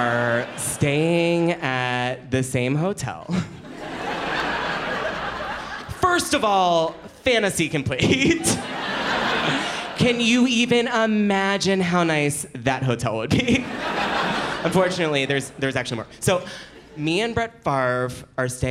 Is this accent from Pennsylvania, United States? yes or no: yes; Philadelphia, Pennsylvania, United States; I'm from Philadelphia